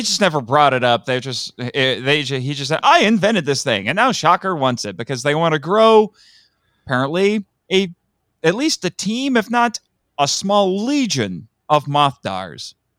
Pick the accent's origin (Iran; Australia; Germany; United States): United States; Indiana; I'm from Indiana